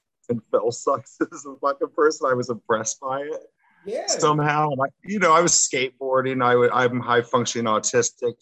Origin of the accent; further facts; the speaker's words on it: Kansas City, United States; also born or lived in Miami; Spent a lot of my time in Kansas City growing up